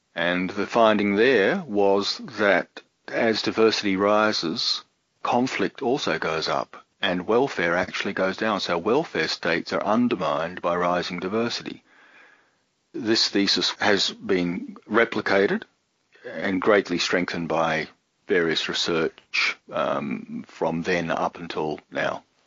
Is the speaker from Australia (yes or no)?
yes; Sydney, New South Wales, Australia; moved away as an adult; also born or lived in Brisbane / Germany; I'm speaking out of the Sydney area, Sydney, Australia, and I grew up in Sydney. I'm a, a native born Australian